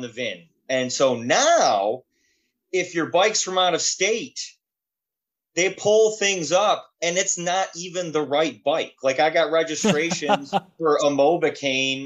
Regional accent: Warren, Michigan, United States; also born or lived in Detroit, Michigan; I grew up in Warren

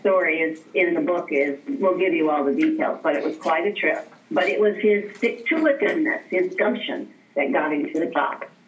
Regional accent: Alaska, United States; I grew up in Alaska and I taught out in the bush

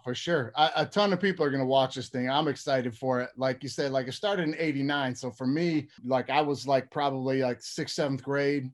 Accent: Detroit, Michigan, United States; moved away as an adult; now in California, United States; I'm in California now, but I'm originally from Detroit

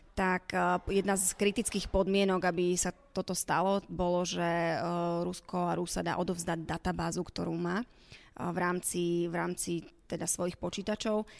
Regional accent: Slovakia; som teda Slovenka

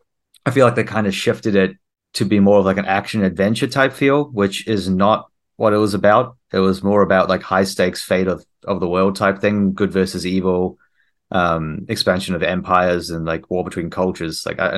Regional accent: South Africa; moved away; also born or lived in New Zealand / Australia; So I actually am a New Zealand citizen. I moved here from Australia, but before that I was in New Zealand, and originally South Africa. So I'm kind of like from all over.

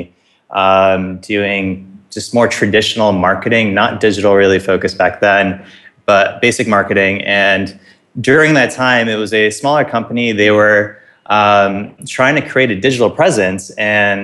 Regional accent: Buffalo, New York, United States; moved away as an adult; now in New York City, United States; I grew up in Buffalo, New York, and that's really where my sports roots started to grow

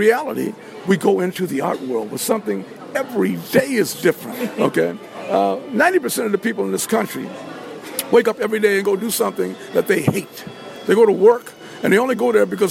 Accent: Philadelphia, Pennsylvania, United States; also born or lived in Washington, D.C. / New York City; I'm from Philadelphia, Pennsylvania. Born in Washington, D.C., and perfected my craft in New York City, Harlem

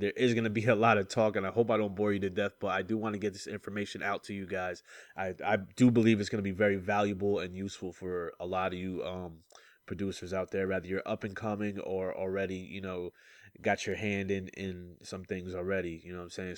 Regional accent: Kingston, New York, United States; from my hometown, Kingston, New York.

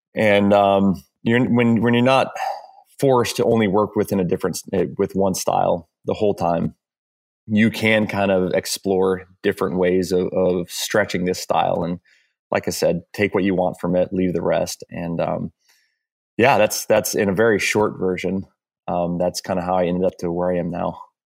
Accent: Hawaii, United States; moved away as an adult; also born or lived in California; I grew up in Hawaii, um, and I moved to California, um, when I was eighteen.

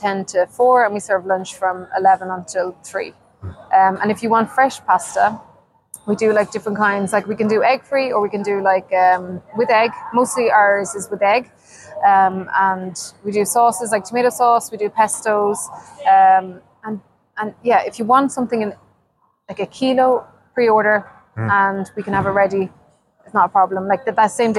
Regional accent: Ireland; moved away as an adult; now in Sweden; growing up in Ireland with my poor mom had like 12 to feed.

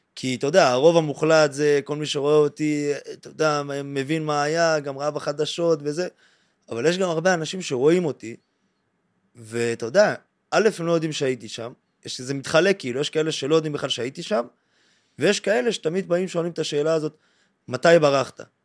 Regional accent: Mevaseret Zion, Jerusalem District, Israel; now in Tel Aviv, Israel; אני בן 27, במקור ממבשרת ציון, עברתי לתל אביב

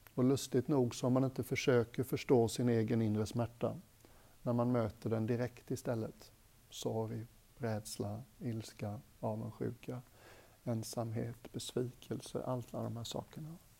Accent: Gothenburg, Västra Götaland, Sweden; Jag är göteborgare

